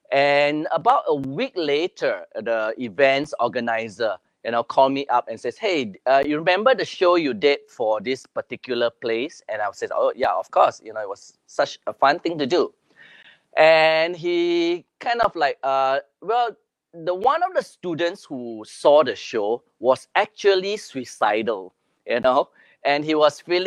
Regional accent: Singapore; I'm from Singapore

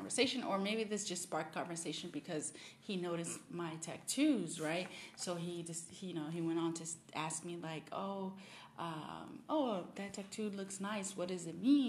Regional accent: Miami, Florida, United States; moved away; I'm originally from Miami

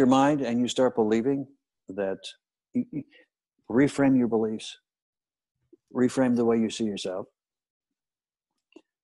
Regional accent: Kansas City, United States; moved away; growing up in Kansas City

